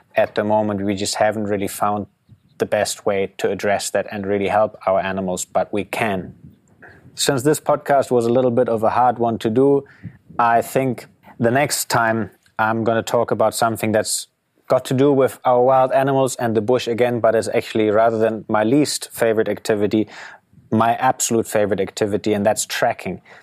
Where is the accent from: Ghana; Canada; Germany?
Germany; moved away as an adult; growing up in Germany